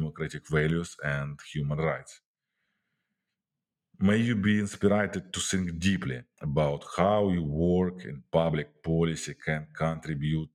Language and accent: English; Ukraine; my home country, Ukraine